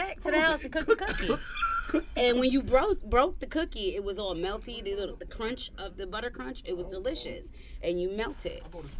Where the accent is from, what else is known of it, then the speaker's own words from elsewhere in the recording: Poughkeepsie, New York, United States; I'm from Poughkeepsie, New York, born and raised.